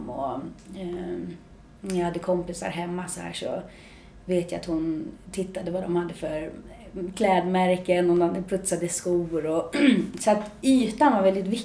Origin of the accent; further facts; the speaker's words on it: Märsta, Stockholm County, Sweden; jag kommer från Märsta, fem mil norr om Stockholm. Ehm, uppvuxen i en eh, bra familj på många sätt.